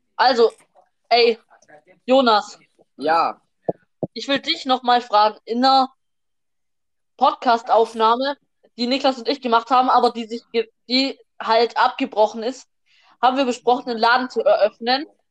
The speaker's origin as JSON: {"language": "German", "country": "Germany", "said": "wir sind Deutsche"}